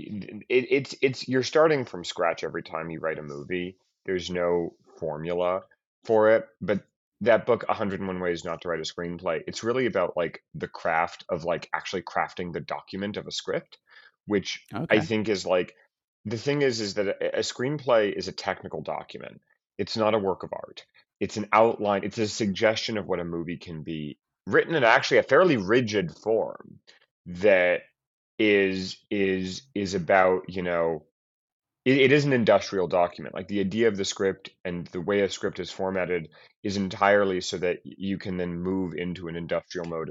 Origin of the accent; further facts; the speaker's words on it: Boulder, Colorado, United States; there was a video store in my hometown of Boulder